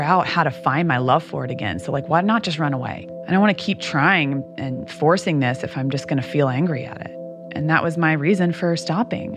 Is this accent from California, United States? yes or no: no; Louisville, Kentucky, United States; the society that I grew up in in Louisville was very much you should be very grateful for what you have